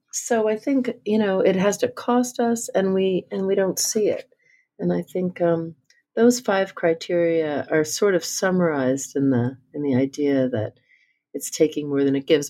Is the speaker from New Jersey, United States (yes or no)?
yes; New Jersey, United States; I grew up in New Jersey